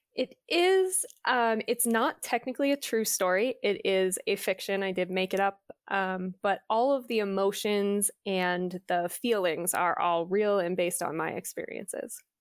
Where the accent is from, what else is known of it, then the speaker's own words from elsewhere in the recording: Massachusetts, United States; We grew up in Massachusetts, which is on the East Coast